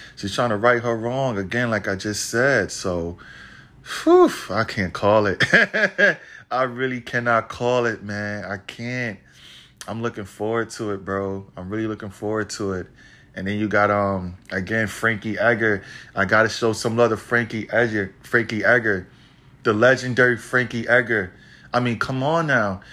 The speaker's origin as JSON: {"language": "English", "town": "New York City", "region": "New York", "country": "United States", "tie": "born or raised there", "said": "Madison Square Garden, my hometown, the city that never sleeps"}